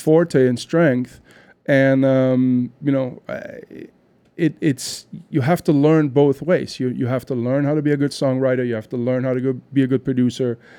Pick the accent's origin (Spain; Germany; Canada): Germany; Düren, North Rhine-Westphalia; moved away; I'm actually from Germany, I'm from a small town outside of Cologne called Düren.